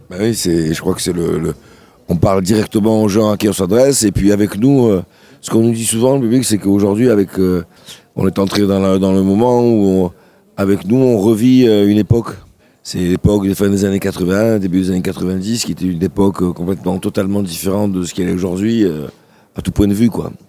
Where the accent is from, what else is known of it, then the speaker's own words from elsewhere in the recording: Sète, Occitania, France; also born or lived in Le Grau-du-Roi; j'ai grandi à la Corniche. J'habitais, j'allais à l'école Paul Langevin quand j'étais petit.